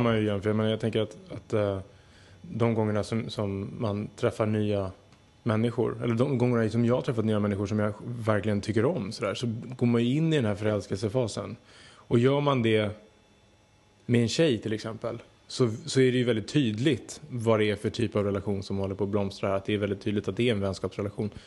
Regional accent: Södertälje, Stockholm County, Sweden; mitt rum hemma i Södertälje

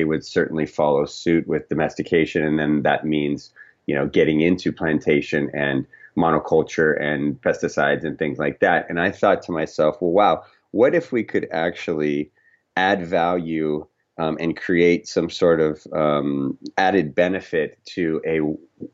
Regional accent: Scottsdale, Arizona, United States; also born or lived in Florida; now in Southern California, United States; when I was about 9 years old, we moved to Scottsdale, Arizona

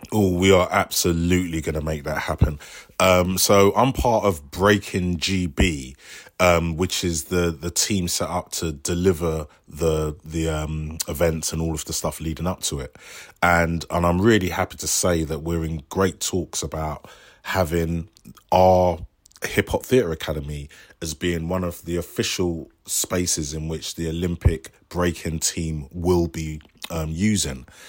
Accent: London, United Kingdom; I grew up in Bow and we used to train in the Stratford shopping centre

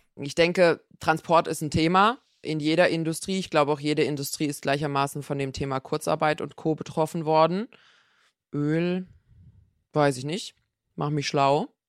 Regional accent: Black Forest, Baden-Württemberg, Germany; Ich komme aus dem Schwarzwald

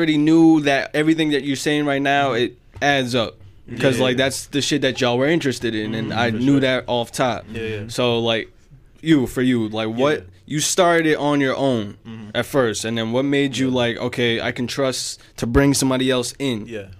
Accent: New York City, New York, United States; I was born in Staten Island Hospital.

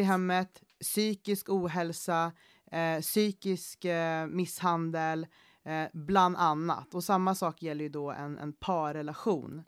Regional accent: Gävle, Gävleborg County, Sweden; also born or lived in Panama; Jag är uppvuxen i Gävle, Eh, eller jag är född i Panama, men jag är uppvuxen typ i Gävle

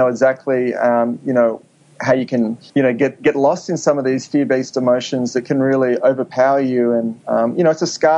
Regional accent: Sydney, New South Wales, Australia; moved away as an adult; also born or lived in New York; now in Los Angeles, United States; I grew up in Sydney

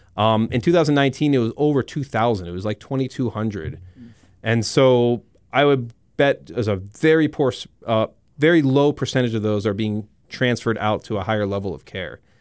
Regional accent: South Florida, United States; moved away as an adult; also born or lived in Iowa City, Iowa; now in Rapid City, United States; I'm originally from South Florida

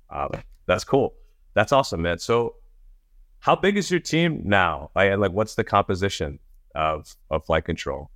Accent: New York, United States; I grew up in New York

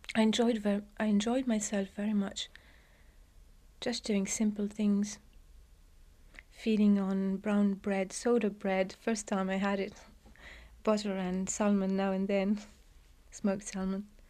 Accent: Beirut, Beirut Governorate, Lebanon; moved away; also born or lived in England; I was born in England, but I was brought up in, uh, the Lebanon, in Beirut in a boarding school.

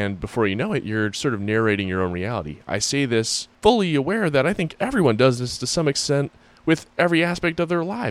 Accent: Springfield, Massachusetts, United States; I grew up in Springfield, Massachusetts, in a historic district

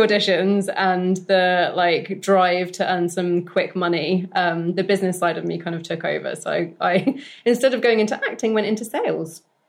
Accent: London, United Kingdom; also born or lived in Bath; Yeah, so I am London born and bred, to a British mother and a Kiwi father. So my dad lives in New Zealand, so I am technically half Kiwi. And yeah, I grew up in North London, briefly moved to Bath, and then came back to London for university

